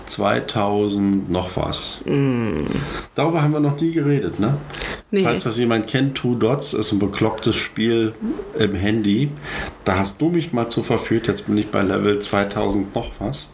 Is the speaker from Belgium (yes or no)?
no; GDR, East Germany, Germany; Schulspeise und sowas hatten wir in der DDR